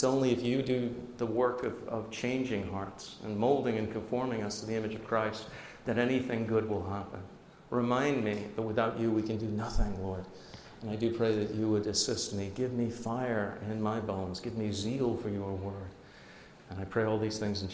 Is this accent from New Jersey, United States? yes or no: yes; northern New Jersey, United States; also born or lived in England; I grew up in northern New Jersey. We came from England